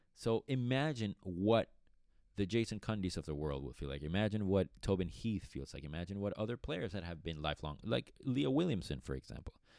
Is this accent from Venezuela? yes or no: yes; Caracas, Capital District, Venezuela; moved away; also born or lived in Boston, Massachusetts; I was born and raised in Caracas, Venezuela